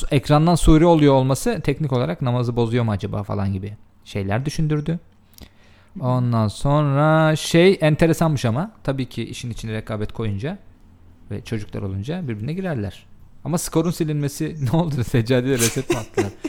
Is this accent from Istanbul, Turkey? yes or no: no; Konya, Turkey; e, ben Konyalıyım secca... arkadaşlar.